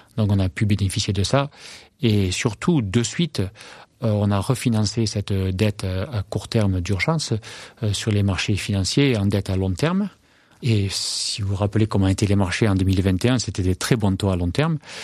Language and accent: French; France; moved away as an adult; also born or lived in Minneapolis / London / Wisconsin; je rentre en France, euh, pour être agriculteur